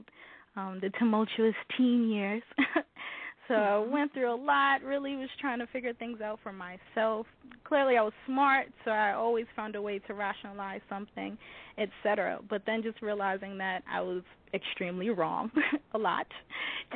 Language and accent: English; New York City, New York, United States; I'm originally from the Bedford-Stuyvesant section of Brooklyn, New York. I was born and raised there